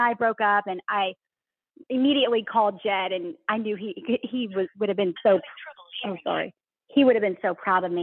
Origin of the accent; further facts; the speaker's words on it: Rowlett, Texas, United States; accent: Southern drawl; moved away as an adult; also born or lived in Plano, Texas; I grew up outside of Dallas, Texas, in a little town called Rowlett